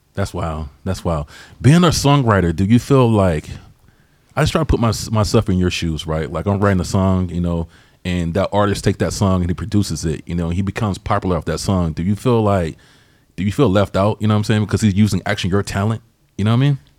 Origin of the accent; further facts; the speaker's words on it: Georgia, United States; moved away; I'm from Georgia originally